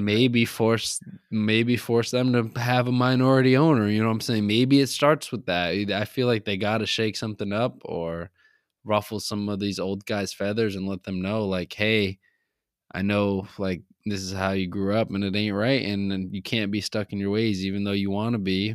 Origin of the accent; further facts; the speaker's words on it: New England, United States; we grew up in New England